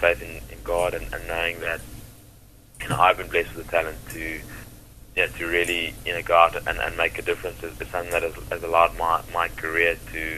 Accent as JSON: {"language": "English", "country": "South Africa", "tie": "born or raised there", "said": "growing up in South Africa"}